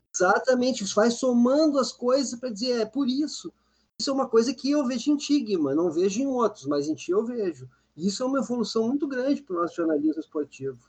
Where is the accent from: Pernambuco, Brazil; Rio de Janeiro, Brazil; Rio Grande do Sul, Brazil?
Rio Grande do Sul, Brazil; Porto Alegre; Eu cresci em Porto Alegre